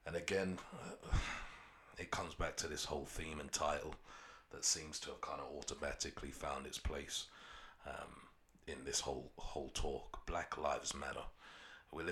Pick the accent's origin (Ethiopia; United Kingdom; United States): United Kingdom; London; I grew up in Peckham for the majority of my life, 30 plus years